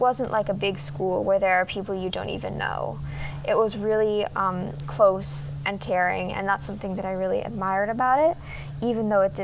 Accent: Arlington, Vermont, United States; The community that I grew up in Arlington, Vermont, was a very small and tight-knit community. It was also not super diverse, but even though it wasn't diverse, it was a really welcoming place.

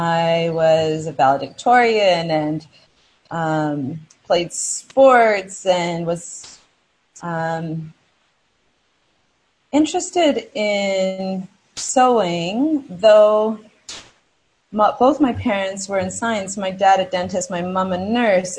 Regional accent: Vancouver, British Columbia, Canada; I was born in Vancouver, Canada, to an incredibly loving family.

